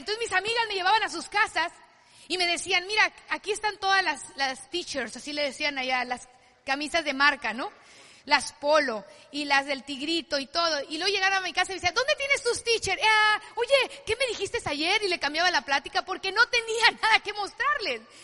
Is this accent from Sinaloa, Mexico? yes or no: yes; Culiacán, Sinaloa, Mexico; yo soy de Sinaloa de Culiacán, familia de siete hijos